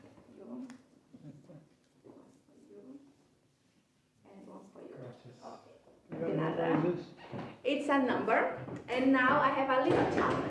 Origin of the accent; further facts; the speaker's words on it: Brazil; moved away as an adult; now in Tallinn, Estonia; I'm from Brazil, and I moved here since February